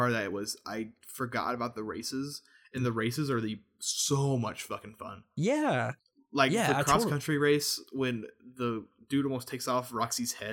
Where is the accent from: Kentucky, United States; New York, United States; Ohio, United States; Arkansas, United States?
Arkansas, United States; I'm from Arkansas.